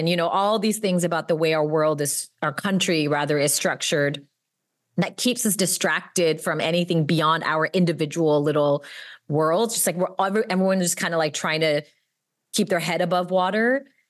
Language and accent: English; United States; Like, I am American. I'm inherently complicit because I'm on stolen land.